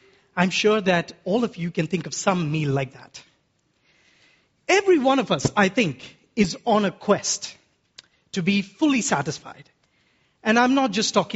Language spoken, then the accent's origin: English; Kerala, India; As an Indian man from Kerala